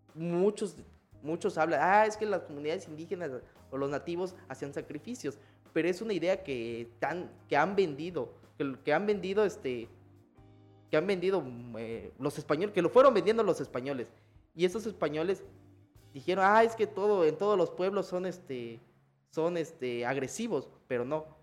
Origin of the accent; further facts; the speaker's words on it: Chiapas, Mexico; nosotros como mexicanos o chiapanecos